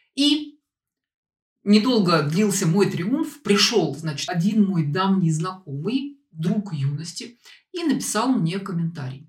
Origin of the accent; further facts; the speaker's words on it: Saint Petersburg, Russia; moved away; в Петербург, откуда я родом